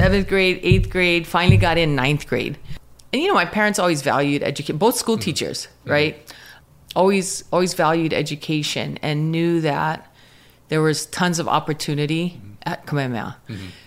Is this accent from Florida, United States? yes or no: no; Pahala, Hawaii, United States; I grew up in Pahala on the Big Island. So super small town, plantation town